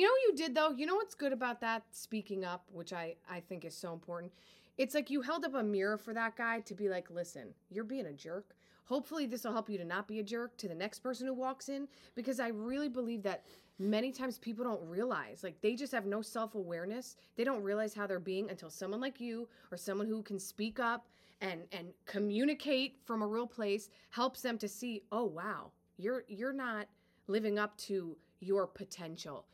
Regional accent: Linden, New Jersey, United States; I was born in Linden, New Jersey, not too far from here

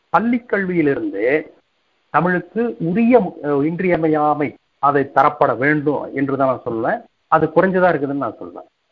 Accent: Kongu Nadu, Tamil Nadu, India; also born or lived in Tiruppur; இளமை காலம் முழுவதும் கொங்கு நாட்டை சுற்றியுள்ள ஊர்ப்புற பகுதிகளில் அமைந்தது

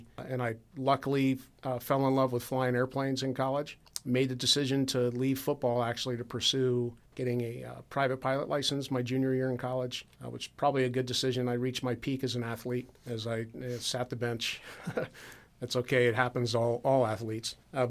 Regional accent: Dublin, Ohio, United States; you can always join the Air National Guard right here in Columbus, Ohio, which, I was from Dublin.

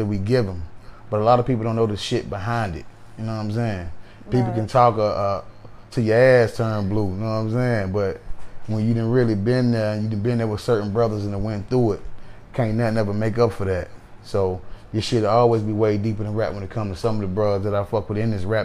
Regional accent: Greensboro, North Carolina, United States; I stay in the South, man. I love the South, man. Like, I'm from Greensboro, North Carolina

